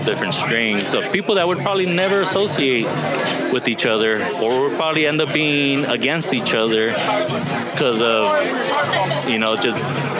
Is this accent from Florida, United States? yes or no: no; Torrance, California, United States; also born or lived in San Pedro / Wilmington; In the Harbor area.